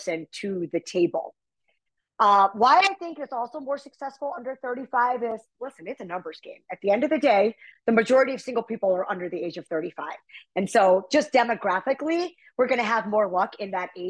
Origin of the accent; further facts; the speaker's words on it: United States; I'm from America